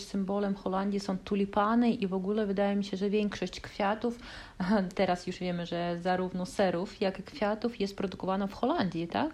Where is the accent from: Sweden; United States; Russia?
Russia; Kaliningrad, Kaliningrad Oblast; Polish is a second language; my jesteśmy z Kaliningradu